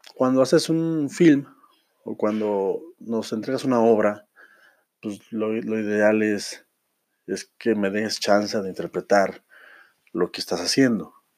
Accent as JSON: {"language": "Spanish", "country": "Mexico", "said": "nosotros que somos mexicanos, que estamos en la República Mexicana"}